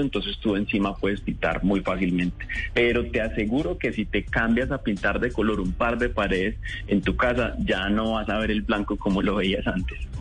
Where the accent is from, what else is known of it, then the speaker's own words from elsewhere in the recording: Colombia; nosotros como colombianos